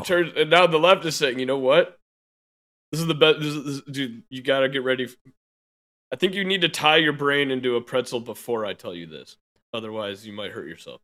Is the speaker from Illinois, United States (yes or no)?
yes; Chicago, Illinois, United States; I'm born and raised in Chicago.